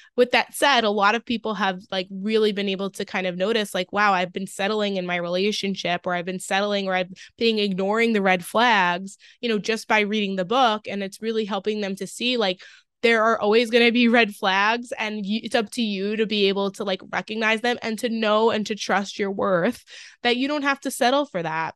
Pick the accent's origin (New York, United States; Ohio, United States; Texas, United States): New York, United States; Long Island; now in Westchester, United States; I grew up on Long Island, but I just moved to, like, Lower Westchester